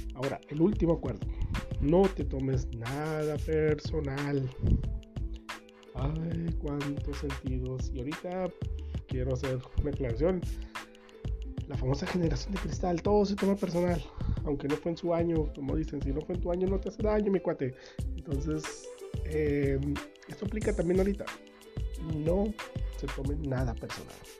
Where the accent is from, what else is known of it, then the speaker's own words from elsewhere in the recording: Sinaloa, Mexico; En mi tierra, que soy de Sinaloa